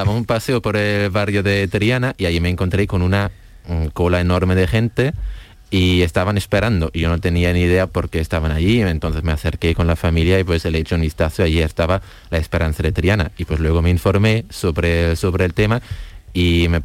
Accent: Heidelberg, Baden-Württemberg, Germany; Yo soy de Heidelberg, Alemania.

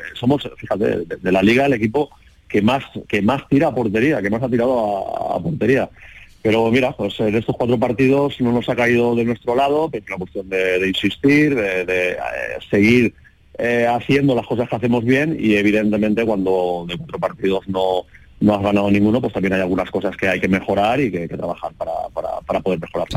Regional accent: Valencian Community, Spain; moved away as an adult; also born or lived in Jerez de la Frontera, Andalusia; casi había pasado más años en, Andalucía que, prácticamente en mi Valencia Natal

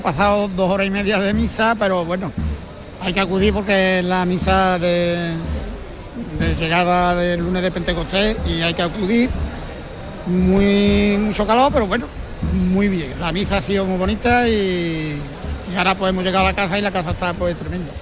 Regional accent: Gines, Andalusia, Spain; Yo, yo soy de Gine

